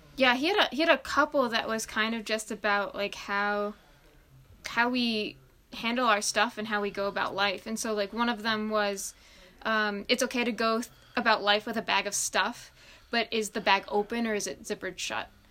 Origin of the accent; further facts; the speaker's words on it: Long Island, New York, United States; I grew up on Long Island